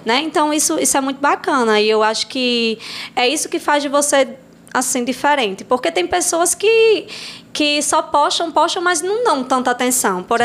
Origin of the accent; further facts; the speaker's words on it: Assu, Rio Grande do Norte, Brazil; moved away as an adult; also born or lived in Pataxó; now in Angicos, Brazil; Não sou daqui de Angicos, né? Eu vim. Sempre estudei, morei em Assu